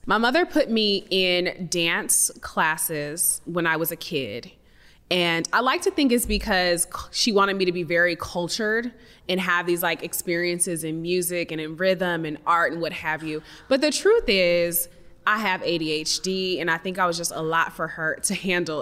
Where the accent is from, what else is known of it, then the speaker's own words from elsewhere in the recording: the Northwest, Pacific Northwest, United States; I come from some Midwesterners, and I was raised in the Northwest